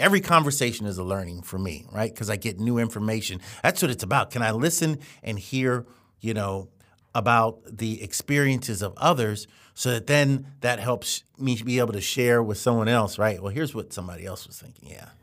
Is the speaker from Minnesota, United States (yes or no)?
no; Columbia, Maryland, United States; we grew up in Columbia, Maryland, which is a planned community